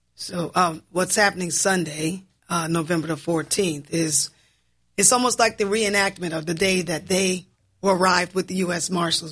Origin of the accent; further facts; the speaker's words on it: New Orleans, Louisiana, United States; moved away; I am, uh, born and raised in New Orleans. I just moved back to, uh, New Orleans in twenty eighteen.